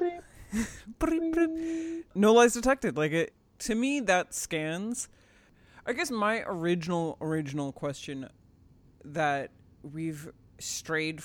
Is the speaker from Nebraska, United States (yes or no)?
yes; Nebraska, United States; growing up in the Midwest